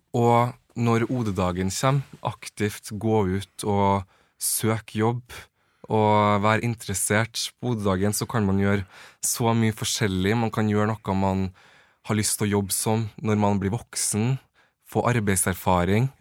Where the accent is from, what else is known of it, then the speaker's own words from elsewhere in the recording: Trøndelag, Norway; moved away as an adult; now in Oslo, Norway; jeg kommer fra Trøndelag